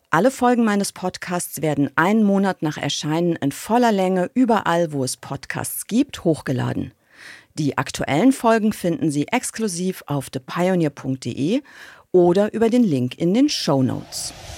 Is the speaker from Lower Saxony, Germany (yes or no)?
no; North Rhine-Westphalia, Germany; born or raised there; moved away